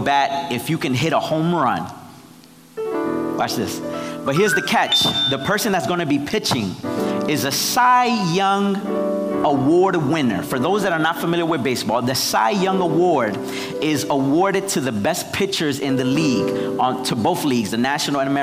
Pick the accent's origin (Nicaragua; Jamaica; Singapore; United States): Nicaragua; moved away; I'm from Nicaragua